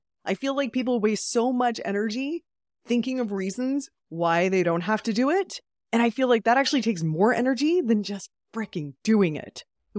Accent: Calgary, Alberta, Canada; Oh, all over Canada, but Calgary, Alberta.

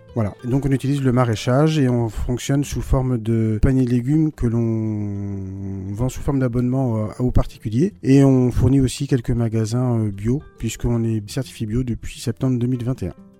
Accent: Brittany, France; moved away as an adult; now in Hasparren, France; je suis breton

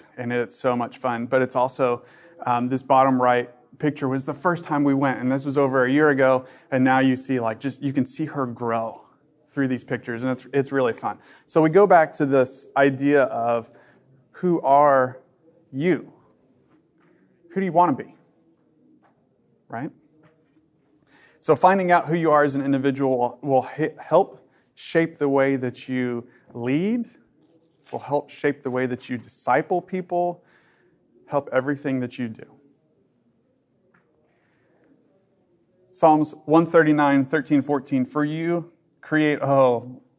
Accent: Dallas, Texas, United States; I'm from Dallas

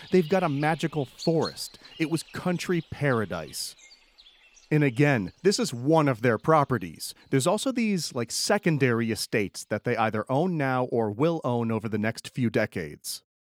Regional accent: Schenectady, New York, United States; I grew up in Schenectady

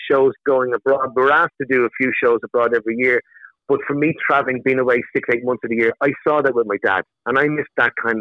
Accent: Ireland; we're Irish

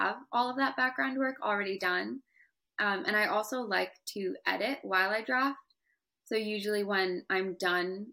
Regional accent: United States; My parents immigrated here from Pakistan, and I was born in America

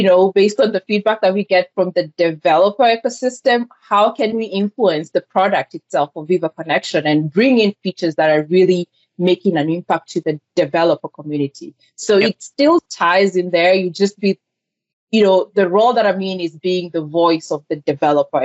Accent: Kenya; English is a second language; moved away as an adult; also born or lived in Georgia, United States; now in Atlanta, United States; I was born and raised in Kenya

